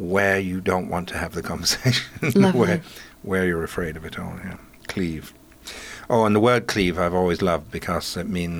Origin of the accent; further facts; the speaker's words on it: Yorkshire and the Humber, United Kingdom; now in Pacific Northwest, United States; I grew up in Yorkshire of an Irish mother with two linguistic rivers joining together